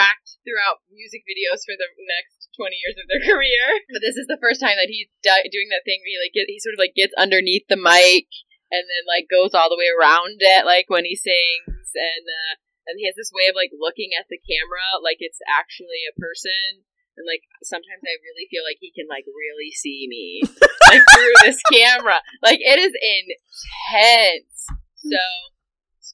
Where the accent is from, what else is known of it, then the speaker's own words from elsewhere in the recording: United States; as an American